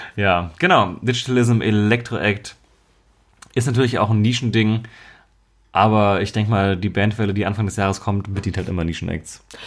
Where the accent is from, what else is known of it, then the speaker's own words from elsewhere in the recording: Marburg, Hesse, Germany; moved away; bei uns in Marburg, also meiner Heimatstadt damals